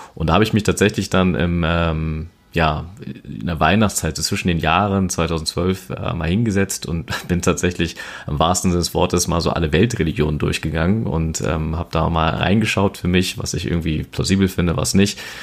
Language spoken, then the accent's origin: German; Berlin, Germany; ich bin ein Berliner Junge, born and raised in Berlin Steglitz und ähm, genau schon immer eigentlich letztendlich hier in Berlin auch verwurzelt